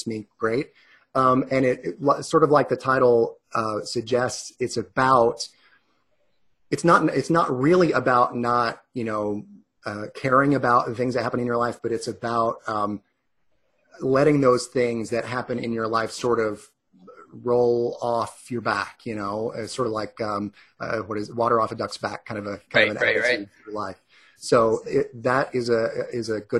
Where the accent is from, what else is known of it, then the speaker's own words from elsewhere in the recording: Gainesville, Georgia, United States; also born or lived in New York; I grew up just on the shores of Lake Lanier. Really, I grew up in the Gainesville area